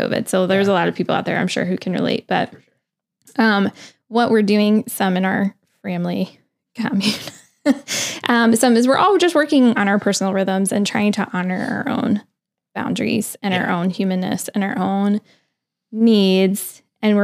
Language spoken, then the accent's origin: English; New Orleans, Louisiana, United States; also born or lived in Texas; now in Maryland, United States; I grew up in New Orleans